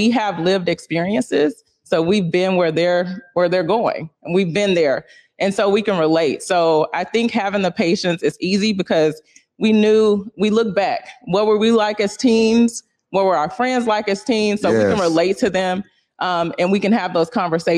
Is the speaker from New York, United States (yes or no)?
no; Louisiana, United States; now in Pacific Northwest, United States; I'm from Louisiana